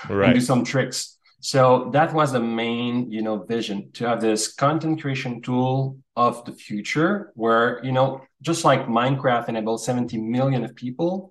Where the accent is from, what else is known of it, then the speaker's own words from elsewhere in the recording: Canada; as Canadian